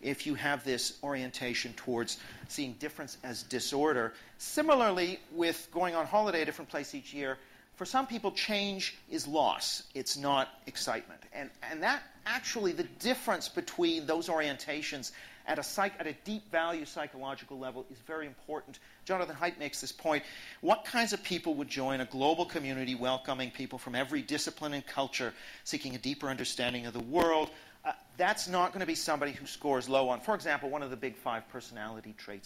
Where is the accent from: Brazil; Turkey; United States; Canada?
Canada; I am Canadian